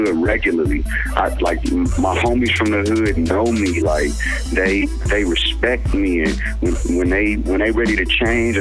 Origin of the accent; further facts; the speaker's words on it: St. Louis, Missouri, United States; I'm from St. Louis, Missouri. I was born and raised here